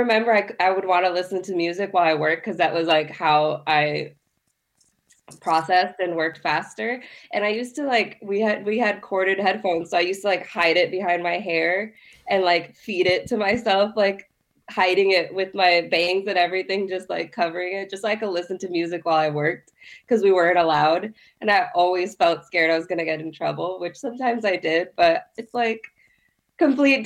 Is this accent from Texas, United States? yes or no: no; Miami, Florida, United States; I was raised in Miami